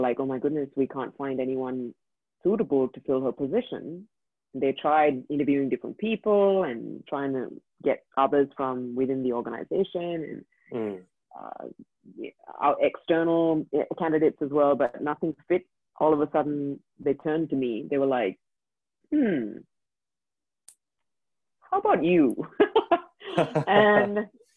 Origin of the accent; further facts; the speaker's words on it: India; first language English; moved away as an adult; now in Dubai, United Arab Emirates; I grew up in India. And I grew up there for 23 years of my life. Cannot speak any other language except English.